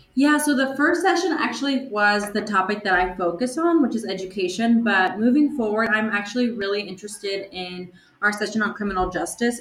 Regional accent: Los Angeles, California, United States; Los Angeles, which is my hometown.

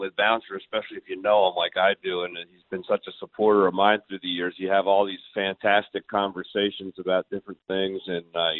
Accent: Northeast, United States; now in Florida, United States; I grew up tuna fishing in the Northeast

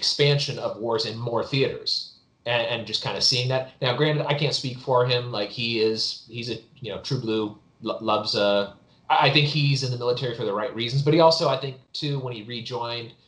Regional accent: El Dorado County, California, United States; also born or lived in Virginia; now in Texas, United States; I'm from California originally. I was living in Virginia. I live in Texas now, but I grew up in El Dorado County

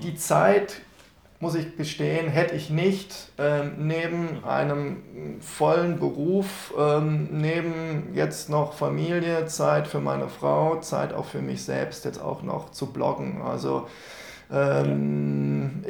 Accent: Rhineland, Germany; ich bin ja gebürtiger Rheinländer

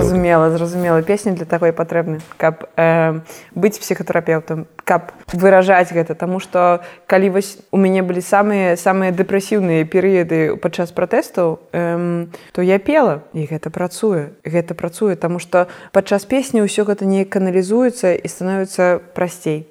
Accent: Belarus; я беларуска

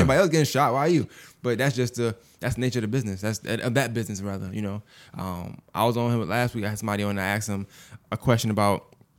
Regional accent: Glendale, United States; And I'm from Glendale, right?

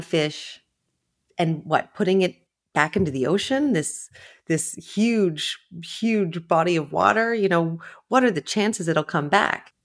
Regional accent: Ontario, Canada; moved away as an adult; also born or lived in New York; I grew up far inland in Ontario, in Canada

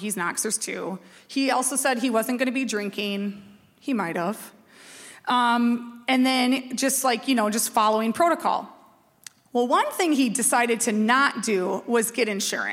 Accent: Red Wing, Minnesota, United States; I grew up in Red Wing, so I'm in Red Wing.

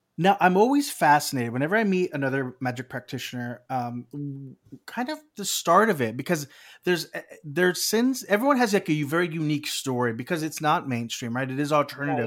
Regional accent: South Texas, United States; I grew up in South Texas

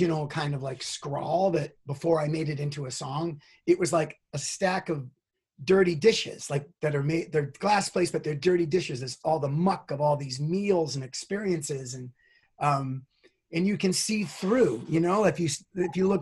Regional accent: Boston, Massachusetts, United States; also born or lived in New York; now in California, United States; I'm from Boston. I spent a long time in New York

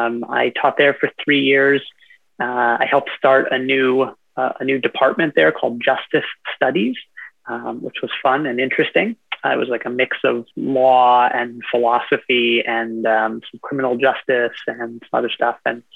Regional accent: Detroit, Michigan, United States; moved away as an adult; also born or lived in Durham, North Carolina; now in Lincoln, United States; I'm just a small town boy, born and raised in South Detroit. I ended up in Nebraska

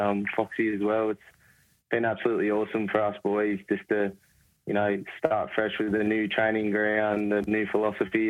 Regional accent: Terrigal, New South Wales, Australia; moved away; I grew up in Terrigal, probably 15 minutes from Gosford.

